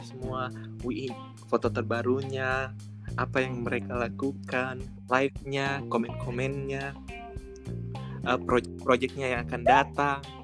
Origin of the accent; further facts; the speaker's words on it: Java, Indonesia; saya Jawa